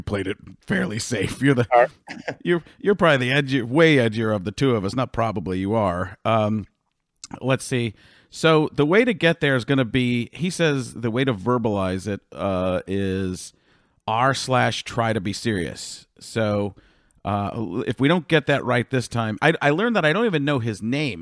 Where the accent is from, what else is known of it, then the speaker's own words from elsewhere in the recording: Waukesha, Wisconsin, United States; I'm from Waukesha